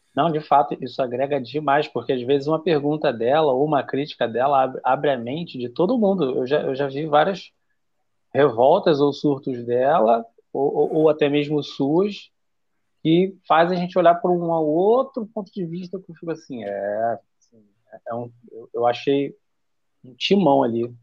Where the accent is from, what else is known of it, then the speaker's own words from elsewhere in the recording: Rio de Janeiro, Brazil; Eu sou do Rio de Janeiro